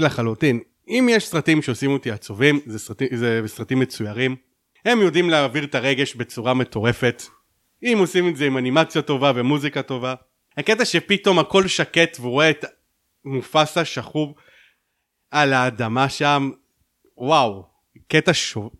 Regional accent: Haifa, Haifa District, Israel; אני בתור חיפאי

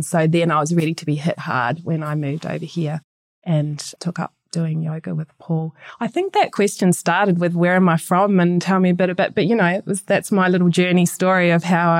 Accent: Christchurch, Canterbury, New Zealand; moved away as an adult; I'm from Christchurch, New Zealand, and I grew up in St. Albans and went to, you know, a bog standard primary school, bog standard intermediate school

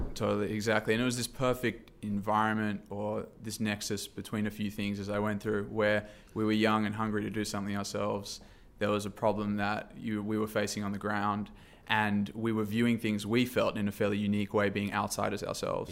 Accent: Sydney, New South Wales, Australia; moved away as an adult; now in San Francisco, United States; originally from Sydney, Australia. Um, moved here for a job

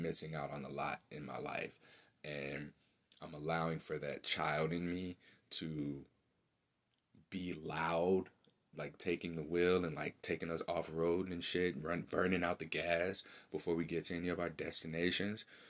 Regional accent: St. Louis, Missouri, United States; my hometown, St. Louis, Missouri

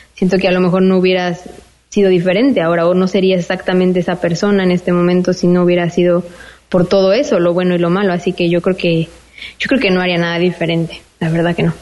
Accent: Mexico; first language Spanish; moved away as an adult; also born or lived in Spain; now in Malta; soy mexicana

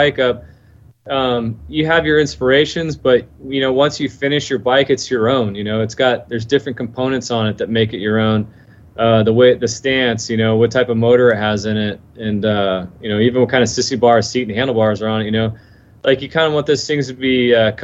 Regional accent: Florida, United States; I was born and raised here in Florida. And I'm only about 45 minutes south of Daytona.

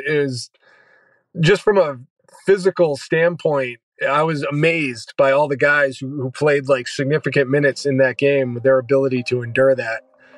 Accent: New Hampshire, United States; also born or lived in San Antonio; I'm from New Hampshire. I went to University of Florida and I've been in San Antonio

